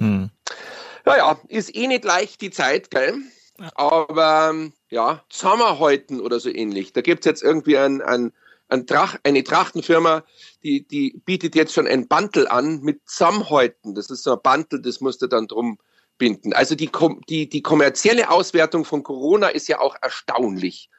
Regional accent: Bavaria, Germany; bei uns in Bayern

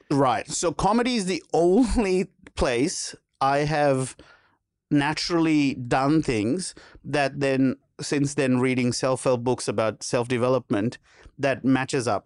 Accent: Sri Lanka; moved away as an adult; now in Australia; growing up in Sri Lanka

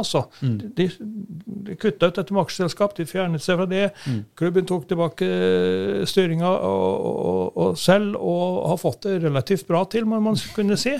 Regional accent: Brekken, Trøndelag, Norway; moved away as an adult; also born or lived in Romerike; now in Oslo, Norway; i tredje divisjon i Brekken, der jeg kommer fra

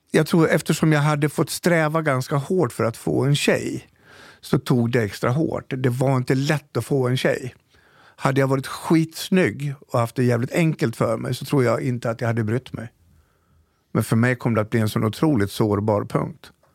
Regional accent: Falun, Dalarna County, Sweden; moved away; also born or lived in Stockholm; För jag är från Dalarna, jag är från Falun. Farsan var polischef.

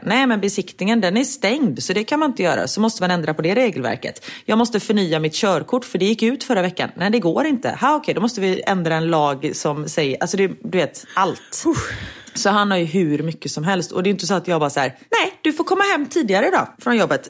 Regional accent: Sweden; moved away

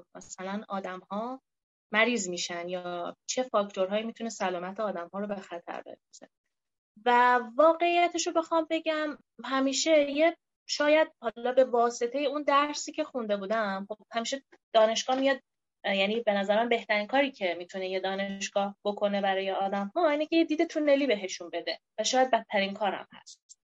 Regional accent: Iran; به عنوان یه ایرانی

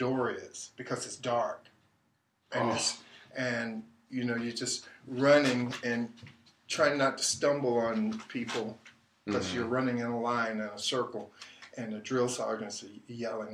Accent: Durham, North Carolina, United States; moved away as an adult; also born or lived in Sacramento / San Francisco / Los Angeles; I was born in Durham, North Carolina.

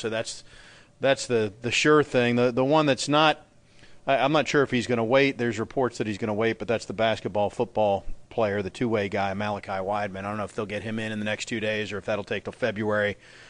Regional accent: Fort Lauderdale, Florida, United States; in my neck of the woods where I grew up in the Fort Lauderdale area

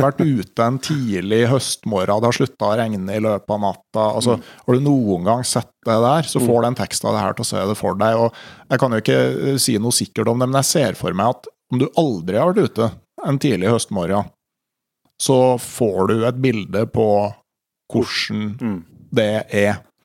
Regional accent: Gausdal, Innlandet, Norway; Hjemme i Gausdal

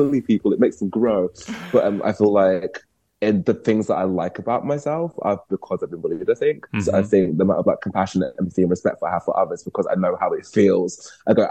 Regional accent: London, United Kingdom; also born or lived in Wood Green, North London; I grew up between North London and Essex

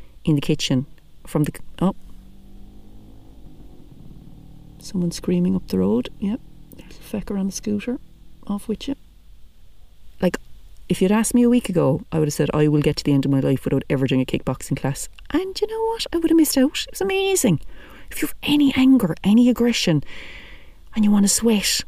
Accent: Whitechurch, Ireland; my home village

